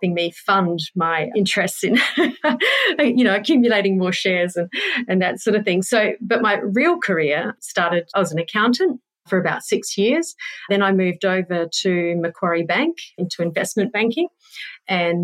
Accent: New Zealand; moved away as an adult; now in Perth, Australia; I was born in Perth, but spent mainly my teenage years in New Zealand growing up. So that was 10 years in a tiny little town in New Zealand.

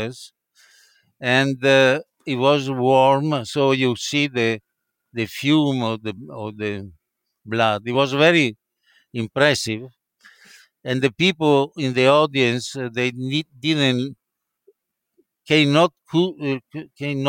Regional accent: Padua, Veneto, Italy; English is a second language; moved away as an adult; now in New York, United States; she was from Padua, like me, living in Padua.

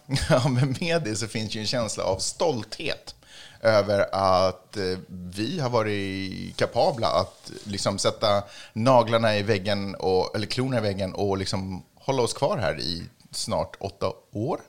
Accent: Stockholm, Stockholm County, Sweden; Jag är från Stockholm. Jag är född och uppvuxen i Stockholm

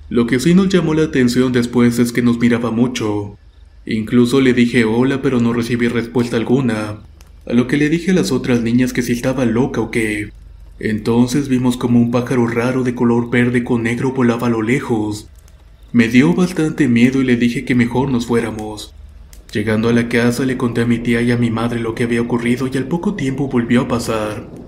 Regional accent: Guaymas, Sonora, Mexico; Muchas gracias por escuchar mi historia. … soy originaria de Guaymas, Sonora.

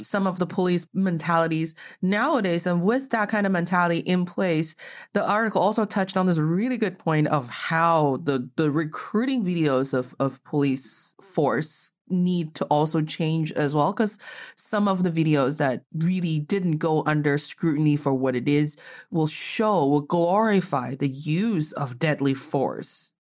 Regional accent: China; now in United States; growing up in China

